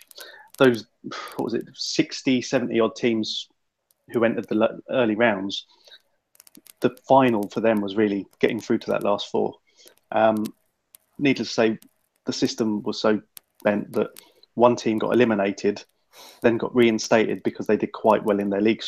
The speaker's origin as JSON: {"language": "English", "region": "England", "country": "United Kingdom", "said": "being English"}